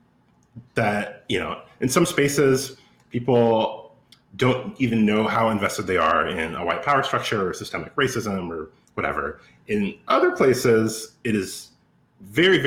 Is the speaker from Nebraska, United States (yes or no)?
no; Florida, United States; now in Cambridge, United States; I'm from Florida